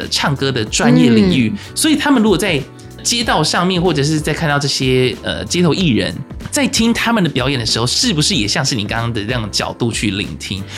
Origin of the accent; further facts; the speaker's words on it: Kaohsiung, Taiwan; 呃你是说我们高雄人怎么样吗？